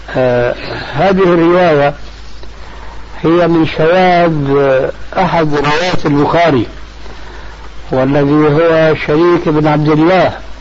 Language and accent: Arabic; Syria; كما يقولون عندنا في سوريا، في لغة العامة